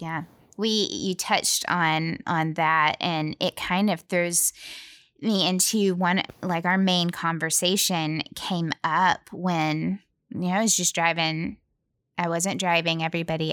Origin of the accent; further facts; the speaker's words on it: Tennessee, United States; We're from Tennessee